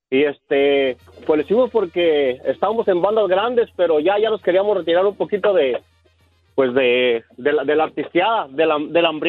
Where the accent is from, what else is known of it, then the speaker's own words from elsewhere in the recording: Michoacán, Mexico; Ah, yo soy de Michoacán. El grupo es de Michoacán. Somos de Michoacán y de Jalisco.